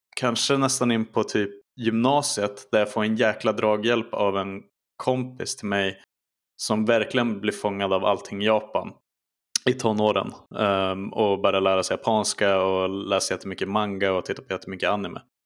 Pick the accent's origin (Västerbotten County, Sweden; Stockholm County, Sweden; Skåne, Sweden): Västerbotten County, Sweden; Skellefteå; mina tidiga minnen där, till 2000, är på videoteket som det heter i Skellefteå